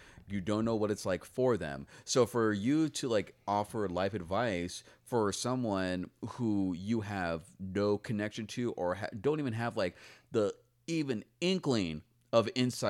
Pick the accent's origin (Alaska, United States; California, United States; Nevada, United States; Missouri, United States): California, United States; San Diego; Dude, I mean, growing up in San Diego, like, I remember lots of field trips to the farms